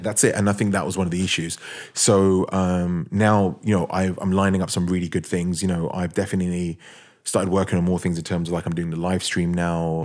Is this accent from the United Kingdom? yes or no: yes; London, United Kingdom; I'm a guy from London